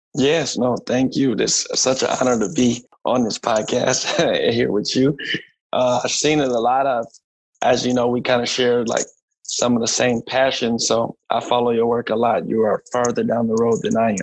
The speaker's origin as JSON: {"language": "English", "town": "Minneapolis", "region": "Minnesota", "country": "United States", "tie": "born or raised there", "also_born_or_lived": "Ohio", "moved": "as an adult", "said": "I was born and raised in Minneapolis"}